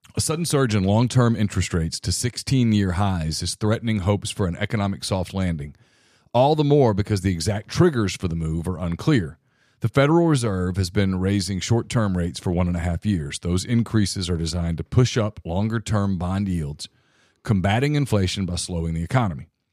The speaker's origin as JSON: {"language": "English", "region": "North Louisiana", "country": "United States", "tie": "born or raised there", "moved": "yes", "said": "I grew up in North Louisiana"}